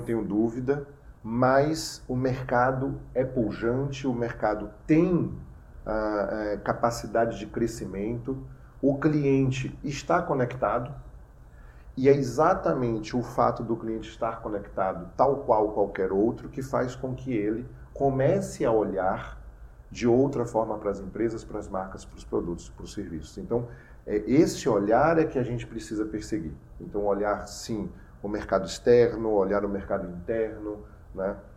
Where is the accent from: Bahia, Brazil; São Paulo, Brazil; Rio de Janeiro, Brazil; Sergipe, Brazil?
Bahia, Brazil; eu como nordestino, sou baiano por, por nascença